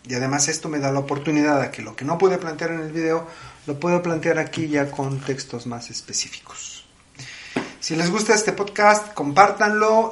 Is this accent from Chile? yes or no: no; Mexico